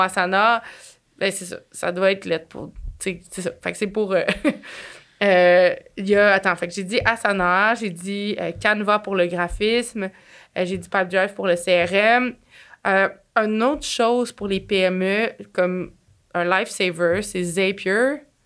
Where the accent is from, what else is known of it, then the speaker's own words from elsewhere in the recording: Quebec, Canada; accent: Québécois; mon accent cassé québécois